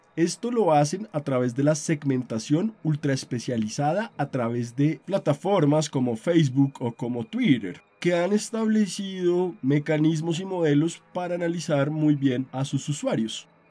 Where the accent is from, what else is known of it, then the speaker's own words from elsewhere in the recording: Colombia; mi país, Colombia